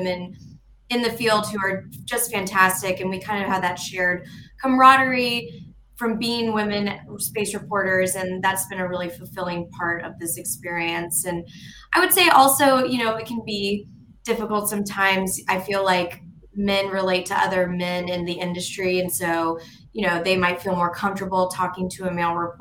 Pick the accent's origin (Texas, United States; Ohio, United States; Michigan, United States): Texas, United States; Friendswood; also born or lived in Austin, Texas; So I grew up in this small town called Friendswood, Texas, and it's right next to Johnson Space Center